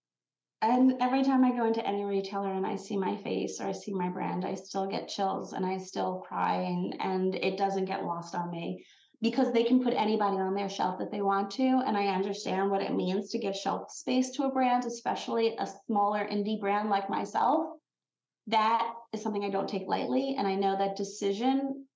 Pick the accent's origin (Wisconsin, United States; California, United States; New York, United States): New York, United States; Long Island; I'm from Long Island